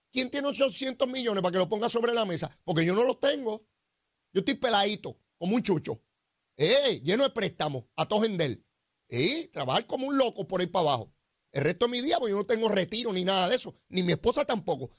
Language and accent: Spanish; Puerto Rico